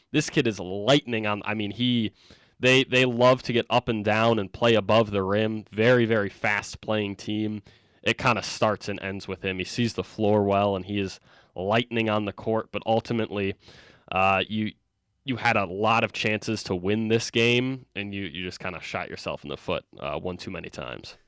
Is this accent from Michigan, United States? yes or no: yes; Michigan, United States; I'm from Michigan